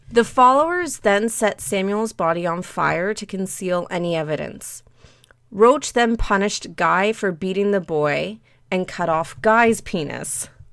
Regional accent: Canada; despite me being Canadian, I speak terrible French

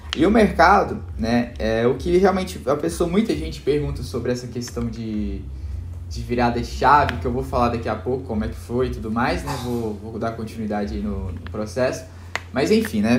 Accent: Belo Horizonte, Minas Gerais, Brazil; moved away as an adult; now in Santa Catarina, Brazil; eu sou de Belo Horizonte

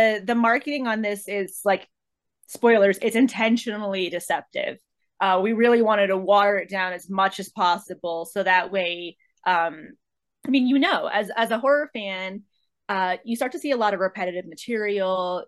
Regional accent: Medford, New Jersey, United States; now in Los Angeles, United States; I'm originally from Medford, and now living in Los Angeles.

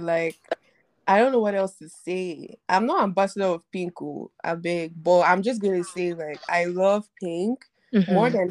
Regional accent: Nigeria; I'm Nigerian.

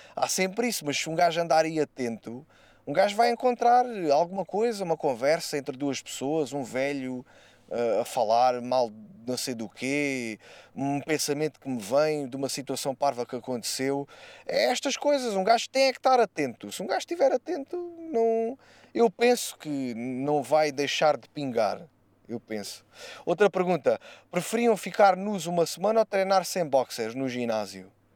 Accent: Alentejo, Portugal; As nossas origens são alentejanas

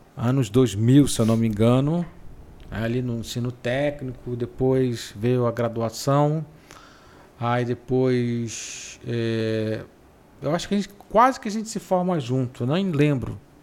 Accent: Pará, Brazil; Mas eu sou paraense. Sim, eu sou paraense. Talvez pela maneira de falar um pouco diferente.

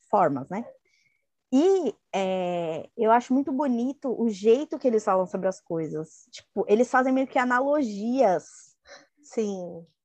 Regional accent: Brazil; Nós brasileiros noveleiros

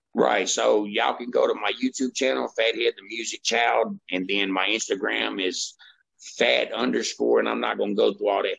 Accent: Woodbine, United States; my hometown Woodbine

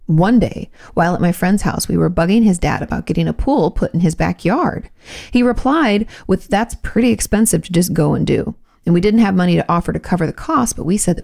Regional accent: Pacific Northwest, United States; I grew up in the Pacific Northwest

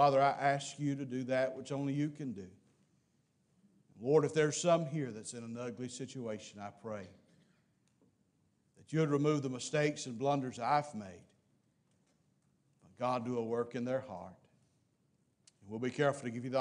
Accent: Mississippi, United States; I'm from Mississippi

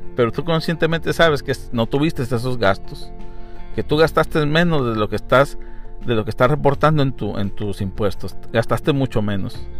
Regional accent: Mexico; yo puedo decir como mexicano

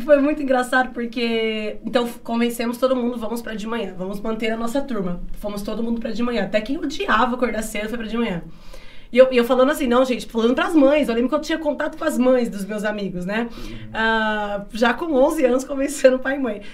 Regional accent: Bariri, São Paulo, Brazil; now in Araraquara, Brazil; a minha infância aqui em Bariri eu, eu, digo assim, que na verdade todo o meu processo de formação enquanto pessoa se deu na escola.

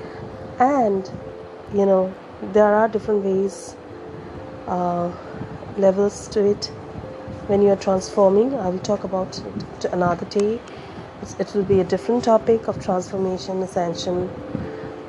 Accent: India; I'm from India

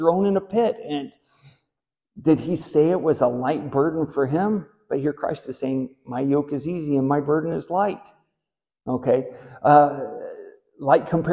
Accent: Southwest Missouri, United States; I grew up in Southwest Missouri

